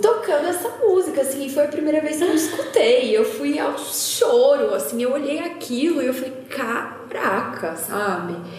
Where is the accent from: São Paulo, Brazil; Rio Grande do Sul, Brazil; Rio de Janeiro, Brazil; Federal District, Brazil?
São Paulo, Brazil; interior of; accent: caipira R (rhotic R of interior São Paulo); eu sou do interior de São Paulo, né? Eu puxo bastante o R